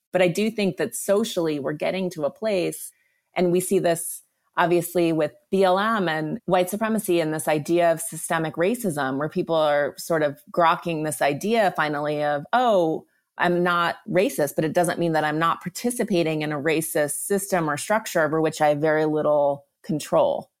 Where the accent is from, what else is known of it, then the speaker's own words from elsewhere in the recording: Montana, United States; now in Los Angeles, United States; I am from Montana and I've been going back a lot to ride horses. I grew up riding horses